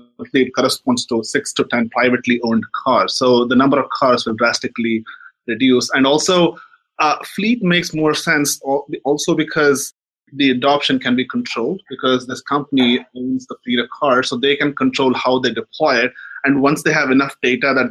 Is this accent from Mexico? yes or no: no; India; moved away; I grew up in India in the 90s